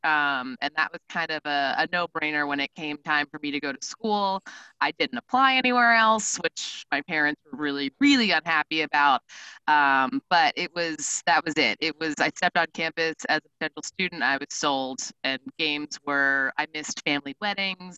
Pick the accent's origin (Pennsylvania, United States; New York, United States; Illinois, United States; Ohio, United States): Pennsylvania, United States; Pittsburgh; also born or lived in West Virginia / Nashville / Orlando; now in Cincinnati, United States; I am originally from Pittsburgh